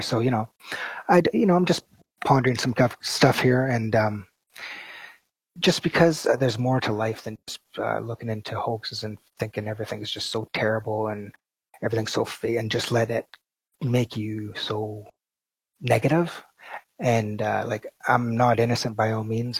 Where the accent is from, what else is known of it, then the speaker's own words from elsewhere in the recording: Canada; I'm Canadian